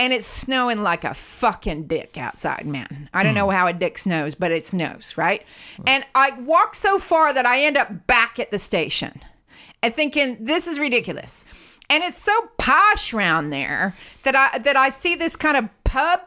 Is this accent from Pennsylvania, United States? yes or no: no; Ohio, United States; moved away as an adult; now in United Kingdom